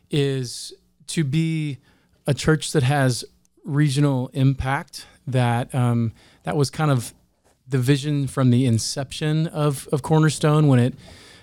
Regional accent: West Frankfort, Illinois, United States; So I grew up in kind of an offshoot of an Assemblies of God church in West Frankfort. So there in Franklin County.

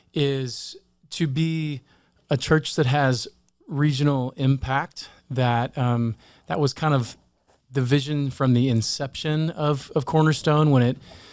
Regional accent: West Frankfort, Illinois, United States; also born or lived in Marion, Illinois; I grew up in kind of an offshoot of an Assemblies of God church in West Frankfort. So. There in Franklin County.

